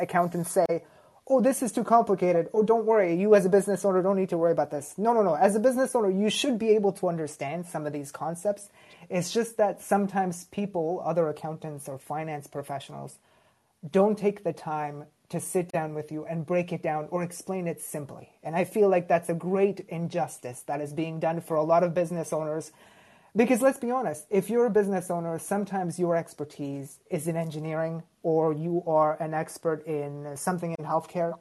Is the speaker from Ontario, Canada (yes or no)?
yes; Toronto, Ontario, Canada; Grew up in Toronto, went to school here as well